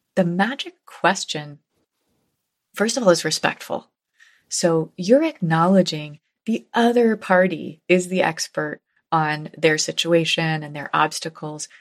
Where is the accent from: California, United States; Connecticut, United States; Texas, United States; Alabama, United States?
Connecticut, United States; New Haven; New Haven, my hometown